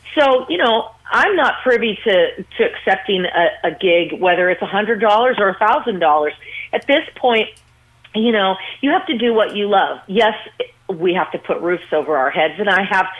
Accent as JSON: {"language": "English", "town": "Las Vegas", "region": "Nevada", "country": "United States", "tie": "born or raised there"}